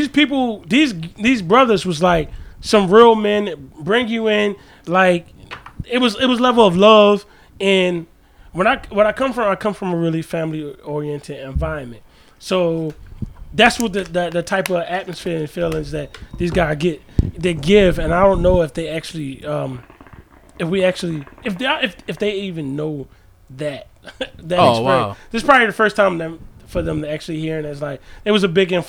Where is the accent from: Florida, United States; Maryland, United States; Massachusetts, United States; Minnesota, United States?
Maryland, United States; Baltimore; I come from Baltimore.